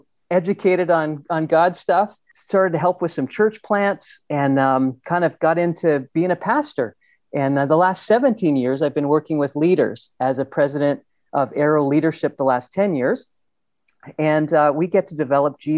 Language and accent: English; Ontario, Canada; I grew up in Ontario in a beautiful place with kind of lakes and loved that.